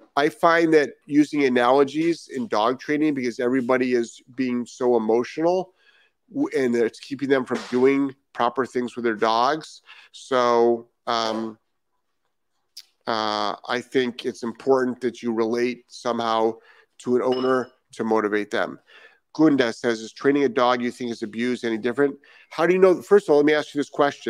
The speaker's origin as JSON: {"language": "English", "region": "Rhode Island", "country": "United States", "moved": "yes", "lives_now": "Florida, United States", "said": "I am actually from Rhode Island."}